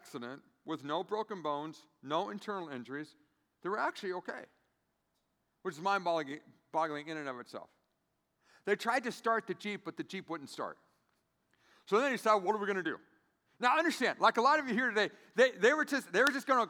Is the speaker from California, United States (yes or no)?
yes; San Diego, California, United States; now in Grand Rapids, United States; I'm from San Diego, California.